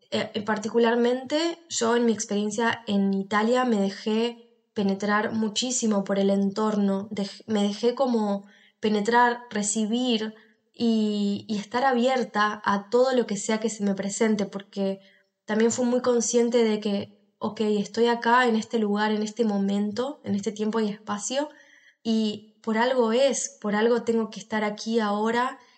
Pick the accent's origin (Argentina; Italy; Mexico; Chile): Argentina; now in Spain; en el que cuento mi experiencia de por qué me moví de país, por qué me fui de Argentina a España.